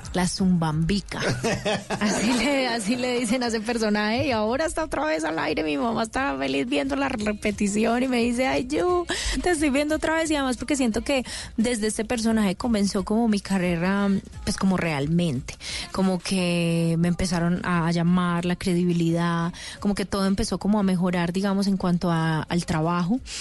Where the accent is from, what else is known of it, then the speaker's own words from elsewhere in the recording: Paisa, Antioquia, Colombia; yo soy muy paisa